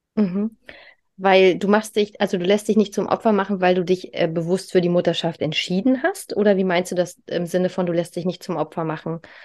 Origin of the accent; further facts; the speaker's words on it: East Germany, Germany; ich komme halt aus Ostdeutschland. Und ich weiß noch, die, die Kitas da, äh, die haben alle nur bis mittags auf. Und ich bin halt, wie gesagt, ich bin ein DDR-Kind, bei uns war üblich, ja, ne, zehn Stunden jeden Tag, also ich bin mit äh, fünf Monaten in die Krippe gekommen